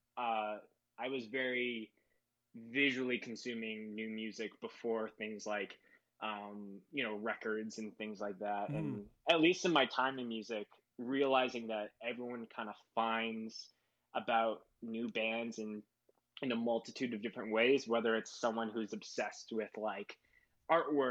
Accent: Winnipeg, Manitoba, Canada; moved away as an adult; now in Calgary, Canada; born and raised in Winnipeg. I lived there my whole life.

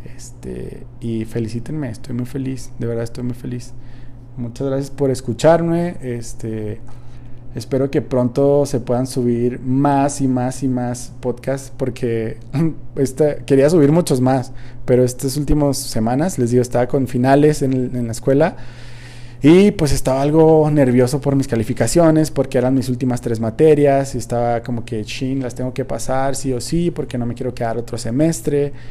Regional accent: Mexico; como buen mexicano

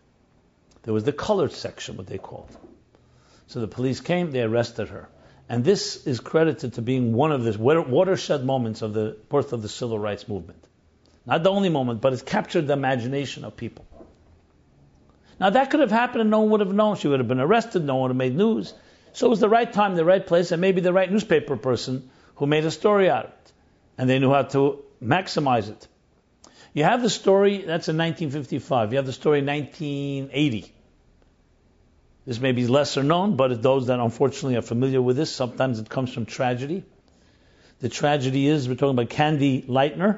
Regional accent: New York City, New York, United States; Ebbets Field is where I grew up in Crown Heights

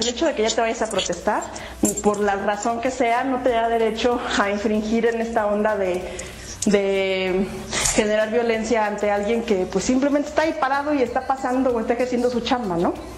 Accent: Mexico; somos mexicanos

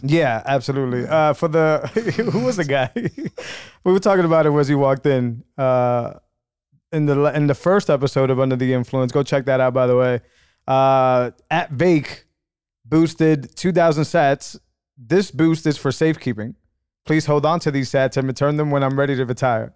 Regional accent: New England, United States; I'm from New England

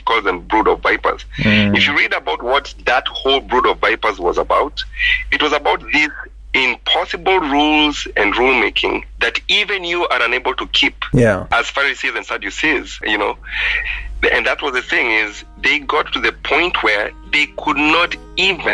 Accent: Kenya; I was from middle-class Kenya and I couldn't speak my mother tongue, you know, very eloquently

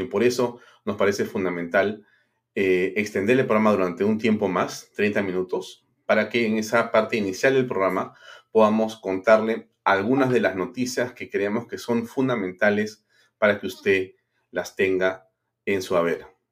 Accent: Peru; como peruanos

